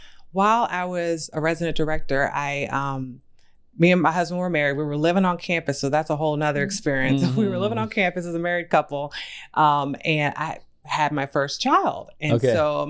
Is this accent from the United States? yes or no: yes; Virginia, United States; moved away; also born or lived in Maryland; I'm from the South. I'm from Virginia.